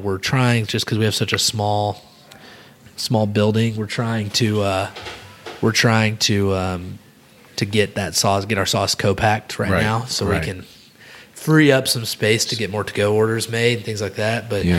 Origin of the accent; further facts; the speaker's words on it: Little Rock, Arkansas, United States; I'm from Little Rock.